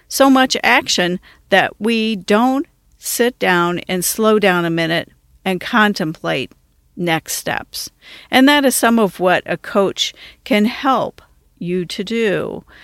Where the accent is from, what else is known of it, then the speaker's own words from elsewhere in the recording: Washington, District of Columbia, United States; moved away; also born or lived in Detroit area, Michigan; I was from the Washington, D.C. area, I learned to drive on the Washington Beltway